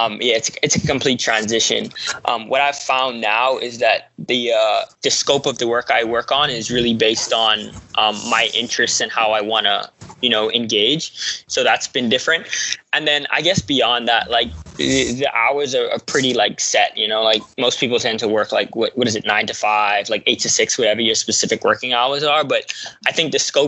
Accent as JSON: {"language": "English", "country": "Bahamas", "tie": "born or raised there", "moved": "yes", "lives_now": "Atlanta, United States", "said": "Originally grew up in the Bahamas, went to Georgia State University"}